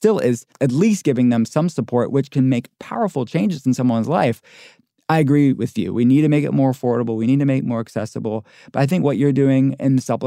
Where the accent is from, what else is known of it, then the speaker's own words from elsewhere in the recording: Pittsburgh, Pennsylvania, United States; I'm from Pittsburgh. I'm from a working-class town